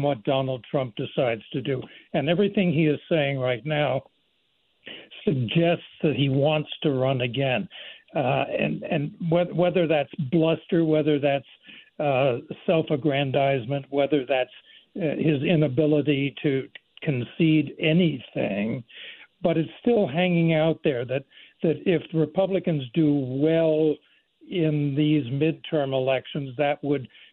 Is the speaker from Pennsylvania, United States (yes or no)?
yes; Pennsylvania, United States; born or raised there; now in North Carolina, United States